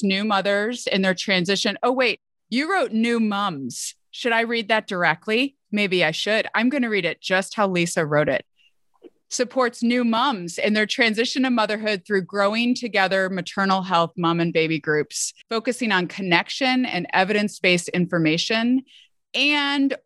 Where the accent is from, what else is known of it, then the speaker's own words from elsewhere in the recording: Midwest, United States; I'm a Midwesterner, you know, from the US